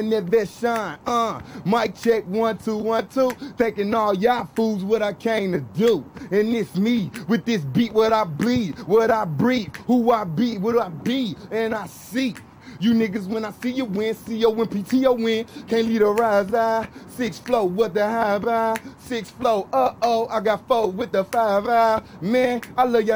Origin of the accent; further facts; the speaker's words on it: St. Louis, Missouri, United States; I'm from St. Louis, Missouri, which is the Show Me State.